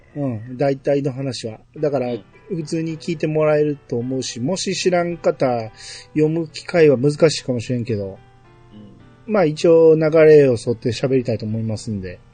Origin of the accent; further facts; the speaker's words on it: Kansai, Japan; accent: Kansai dialect; ナチュラルな関西弁のイントネーションで呼んでる